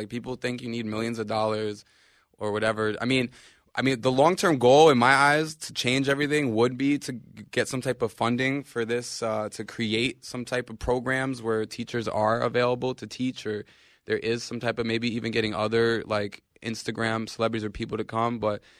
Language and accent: English; New York, United States; We're from New York. You know, we know who needs the help